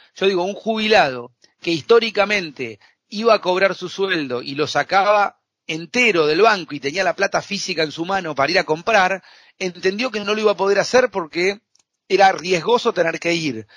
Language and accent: Spanish; Argentina; soy un apasionado de, comer asado como buen argentino